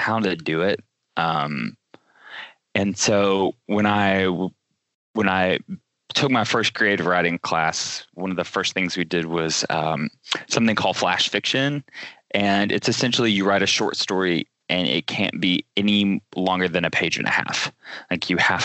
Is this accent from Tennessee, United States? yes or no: yes; Chattanooga, Tennessee, United States; I grew up in Chattanooga, Tennessee, which is about 2 hours south